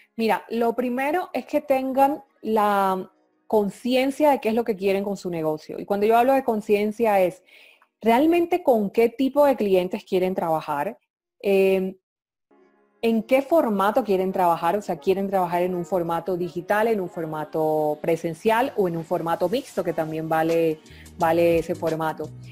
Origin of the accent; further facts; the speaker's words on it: Colombia; yo soy colombiana, vivo en Colombia